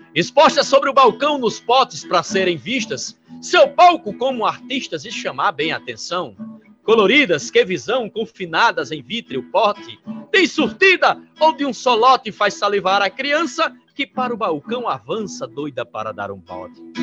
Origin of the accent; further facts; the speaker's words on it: Sobrado, Paraíba, Brazil; Eu sou aqui de Sobrado, da cidade de Sobrado